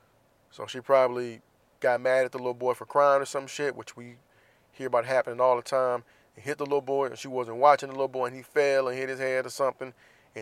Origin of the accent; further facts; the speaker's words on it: Jacksonville, Florida, United States; my hometown of Jacksonville, Florida